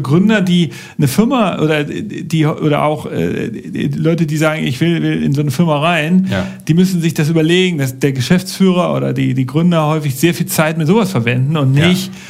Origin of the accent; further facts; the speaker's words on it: Germany; bei uns in Deutschland